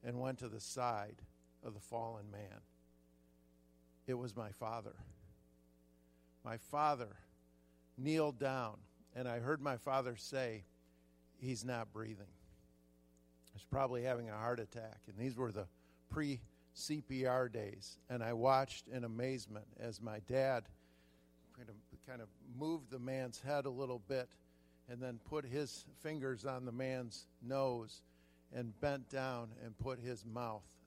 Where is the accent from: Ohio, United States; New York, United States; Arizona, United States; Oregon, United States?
Ohio, United States; southern; also born or lived in Michigan; now in California, United States; When I was a kid, I was born in Michigan. We moved to southern Ohio, and I was about 8 years old